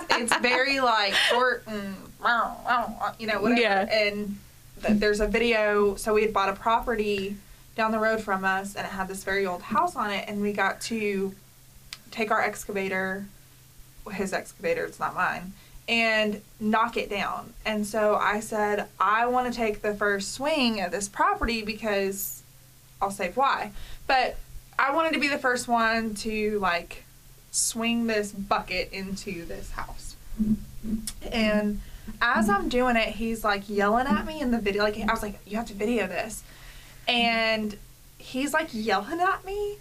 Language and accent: English; Myrtle Beach, South Carolina, United States; now in Nashville, United States; I'm from Myrtle Beach